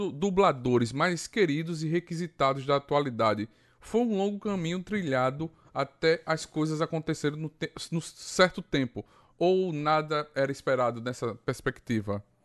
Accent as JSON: {"language": "Portuguese", "town": "Arapiraca", "region": "Alagoas", "country": "Brazil", "said": "Eu sou de Arapiraca, Alagoas, do Nordeste"}